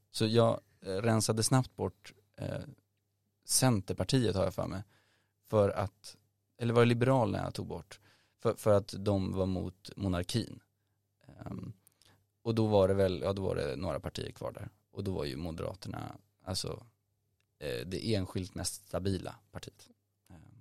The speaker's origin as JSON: {"language": "Swedish", "town": "Nacka", "region": "Stockholm County", "country": "Sweden", "tie": "born or raised there", "said": "jag är från Stockholm, eh, född i Stockholms stad, eh, men uppvuxen i Nacka framförallt, där jag bor nu också"}